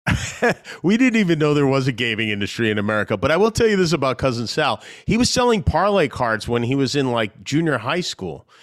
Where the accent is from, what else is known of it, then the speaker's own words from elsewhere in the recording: Las Vegas, Nevada, United States; also born or lived in Brooklyn / Long Island; I moved out to Las Vegas from Brooklyn when I was nine years old